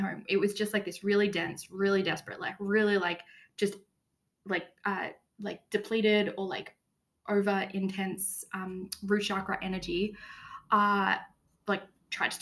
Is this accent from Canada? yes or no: no; Australia; moved away as an adult; now in Tirana, Albania; I am from Australia. Even now that I'm living in Europe